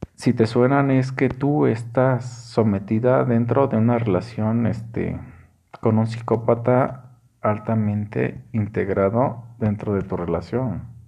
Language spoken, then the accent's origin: Spanish; Mexico; estamos tan marcados como mexicanos